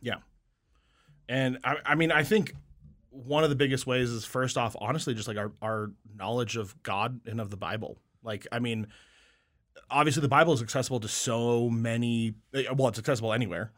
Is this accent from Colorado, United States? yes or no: yes; Colorado, United States; I'm from Colorado